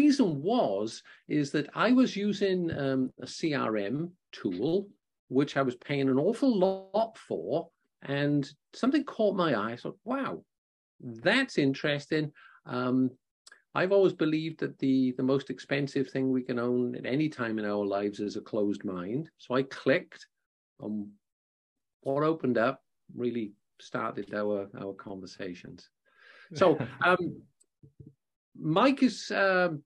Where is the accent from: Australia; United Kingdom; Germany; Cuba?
United Kingdom; Wales; I'm from Wales